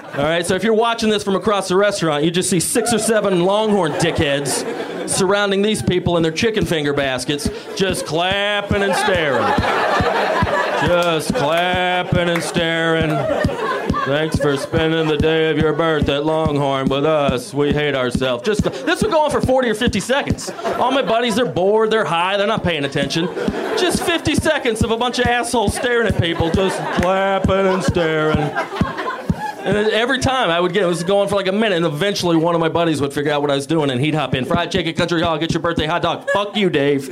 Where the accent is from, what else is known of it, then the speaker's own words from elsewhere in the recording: Georgia, United States; moved away as an adult; now in Los Angeles, United States; I'm from Georgia, the Napa Valley